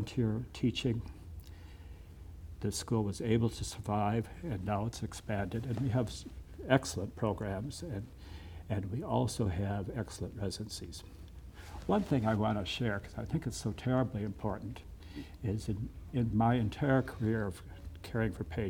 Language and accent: English; Canastota, South Dakota, United States; also born or lived in Sioux Falls; I grew up in the Methodist Church in Canastota